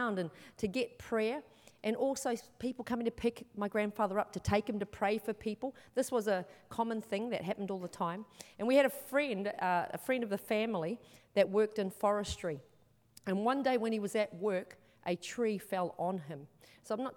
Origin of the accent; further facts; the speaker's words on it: New Zealand; now in Australia; I'm from New Zealand originally. I've been in Australia for a long time though, but I'm from New Zealand